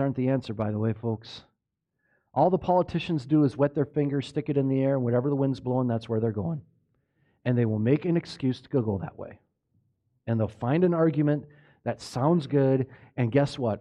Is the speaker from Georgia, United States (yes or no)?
no; Minnesota, United States; I grew up in Minnesota, that's my, been my life